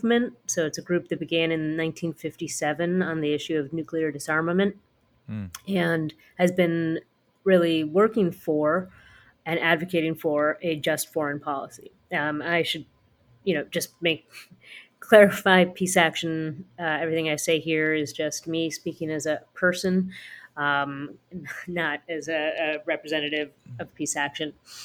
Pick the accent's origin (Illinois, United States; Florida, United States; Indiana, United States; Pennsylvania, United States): Illinois, United States; Chicago; I was born and raised in Chicago to a Peruvian mother and Pakistani father